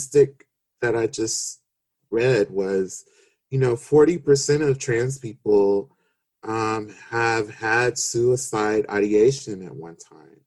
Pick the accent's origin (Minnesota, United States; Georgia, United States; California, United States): California, United States; Los Angeles; I grew up in South Central Los Angeles, and I grew up in the hood, you know, in Watts.